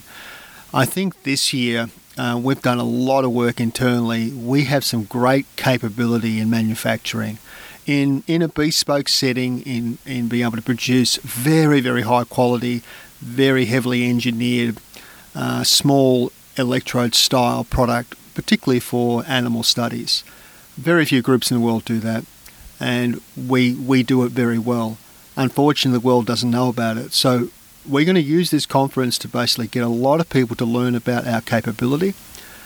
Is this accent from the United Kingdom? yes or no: no; Australia; going across to America as an Australian